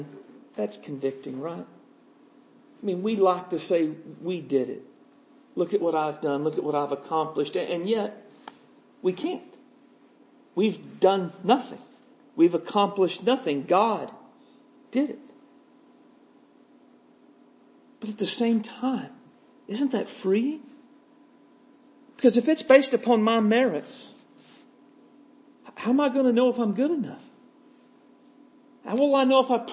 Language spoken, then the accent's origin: English; United States